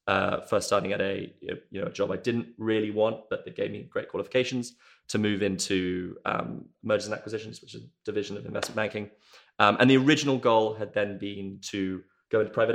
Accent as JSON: {"language": "English", "country": "South Africa", "tie": "born or raised there", "moved": "as an adult", "lives_now": "United Kingdom", "said": "I grew up in South Africa"}